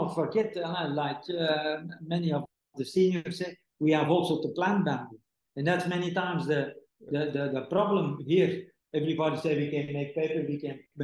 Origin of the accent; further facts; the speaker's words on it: Belgium; moved away as an adult; now in Indonesia; my hometown in Belgium